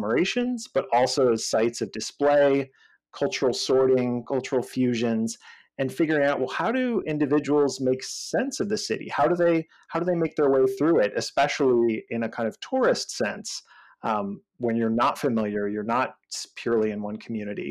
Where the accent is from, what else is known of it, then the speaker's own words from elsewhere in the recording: Northeast, United States; moved away as an adult; also born or lived in San Francisco Bay Area; I'm actually from the Northeast